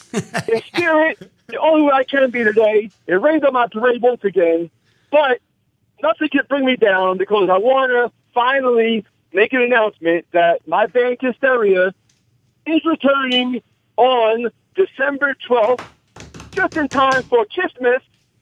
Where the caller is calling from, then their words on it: Australia; This is the star child. I'm calling from Australia.